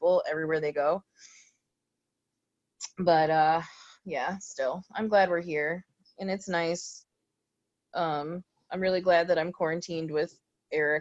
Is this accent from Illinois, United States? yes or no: yes; Cary, Illinois, United States; moved away as an adult; now in Chicago, United States; I grew up in Cary.